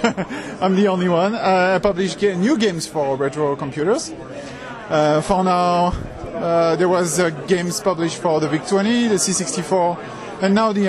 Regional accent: France; I'm from France

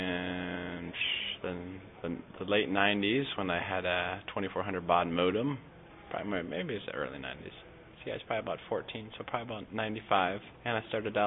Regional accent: Minnesota, United States; moved away as an adult; now in Hampton Roads, United States; I'm originally from Minnesota, so I'm just in Hampton Roads for the Navy.

